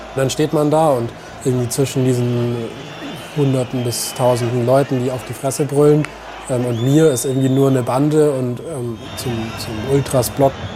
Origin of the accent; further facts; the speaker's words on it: Gaimersheim, Bavaria, Germany; also born or lived in Regensburg; Ich bin geboren in Geimersheim bei, bei Ingolstadt in der Nähe.